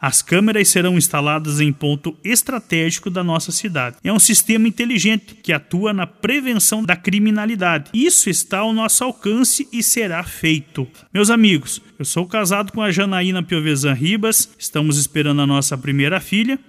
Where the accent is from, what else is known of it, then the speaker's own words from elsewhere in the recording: Brazil; Mato Preto, minha terra amada